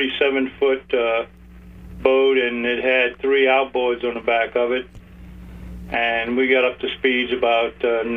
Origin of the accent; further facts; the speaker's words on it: Key West, Florida, United States; when I was growing up in Key West, we used to run the boats pretty fast in the backcountry